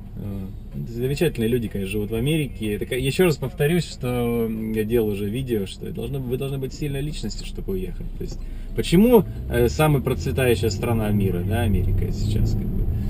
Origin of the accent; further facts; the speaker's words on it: Russia; moved away as an adult; now in United States; в моем родном городе российские